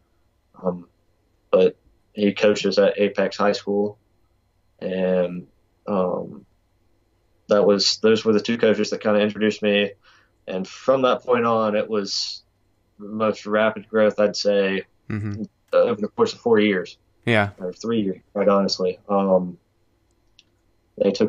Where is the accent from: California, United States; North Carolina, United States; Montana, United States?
North Carolina, United States; Eastern; coming from Eastern North Carolina